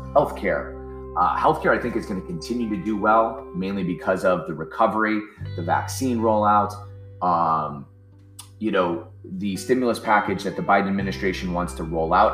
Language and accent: English; Ohio, United States; now in New Jersey, United States; I'm from Ohio. I live in New Jersey now